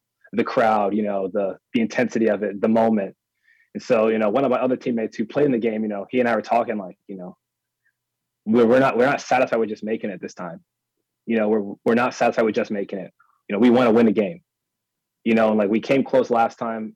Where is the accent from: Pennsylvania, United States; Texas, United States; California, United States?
Pennsylvania, United States; Harrisburg; growing up in Harrisburg, the school I went to was so small